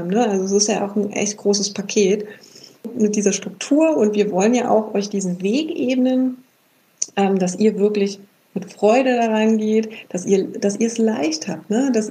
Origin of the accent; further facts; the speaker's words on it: Berlin, Germany; vielleicht ist es auch manchmal diese Berliner Direktheit. Wir kommen beide ja aus Berlin.